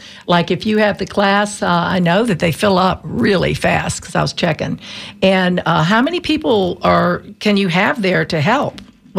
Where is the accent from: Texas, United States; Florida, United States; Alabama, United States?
Alabama, United States; Mobile; now in Tampa, United States; I'm from Alabama.